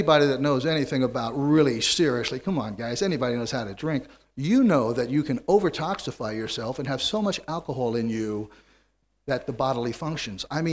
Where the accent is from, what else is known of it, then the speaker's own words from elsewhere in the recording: New York City, New York, United States; I was born and reared in New York City